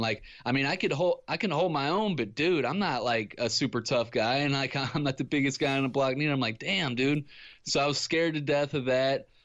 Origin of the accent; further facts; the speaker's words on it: Ferguson, Missouri, United States; I grew up in Ferguson, Missouri